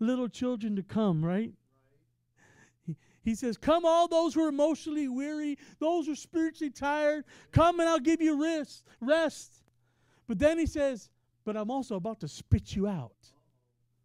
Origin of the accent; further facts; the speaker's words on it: Texas, United States; now in Ohio, United States; I'm from Texas